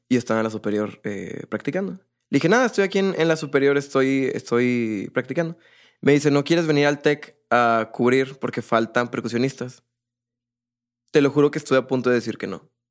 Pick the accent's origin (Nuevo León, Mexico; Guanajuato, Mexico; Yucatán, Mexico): Nuevo León, Mexico; Monterrey; also born or lived in Poza Rica, Veracruz; Yo nací en Poza Rica, Veracruz. Mi papá es de Monterrey, mi mamá es de allá. Yo nazco allá, pero nos venimos a, vivir aquí a Monterrey